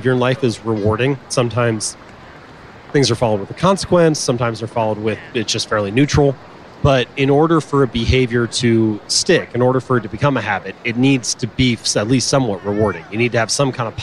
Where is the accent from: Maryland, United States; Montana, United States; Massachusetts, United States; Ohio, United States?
Ohio, United States; Cincinnati; I grew up in Cincinnati, Ohio